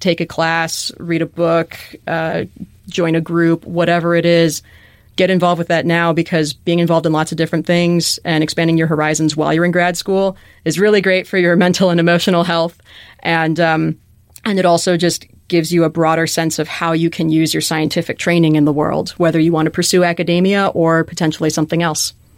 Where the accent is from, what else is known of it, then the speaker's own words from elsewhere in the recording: Chicago, Illinois, United States; moved away; growing up in Chicago, which has great museums and zoos and aquaria and such